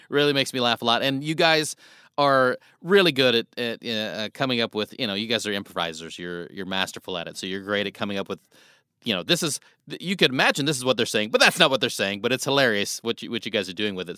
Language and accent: English; Nebraska, United States; moved away; I grew up in Nebraska